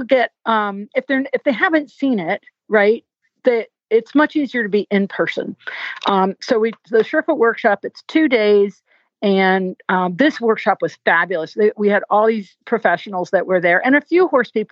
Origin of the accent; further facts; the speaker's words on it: New England, United States; now in Virginia, United States; I'm from New England and the roads are all windy, twisty. And I've been living in Virginia so long